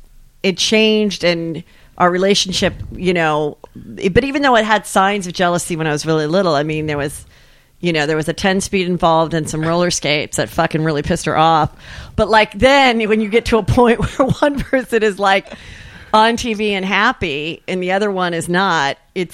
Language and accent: English; Woodland Hills, California, United States; Woodland Hills.